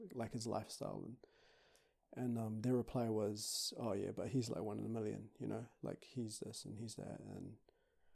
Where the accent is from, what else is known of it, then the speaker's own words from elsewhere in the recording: Auckland, New Zealand; also born or lived in Brisbane, Australia; I was born in Brisbane, raised in Auckland, New Zealand.